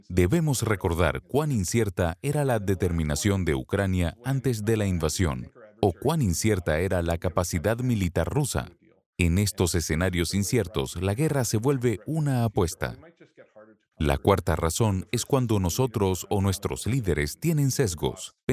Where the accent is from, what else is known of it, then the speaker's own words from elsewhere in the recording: Chicago, Illinois, United States; su índice de homicidios es solo el tercio del índice de mi ciudad natal, Chicago